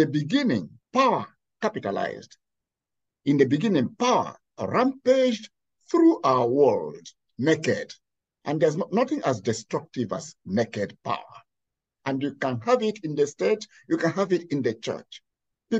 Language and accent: English; Nigeria; now in Pittsburgh, United States; I come from Nigeria.